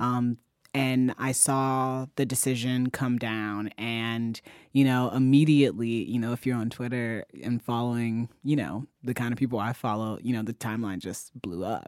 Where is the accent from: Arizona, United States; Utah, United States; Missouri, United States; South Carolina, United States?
Missouri, United States; Ferguson; moved away; my hometown library, the one that I used to walk to constantly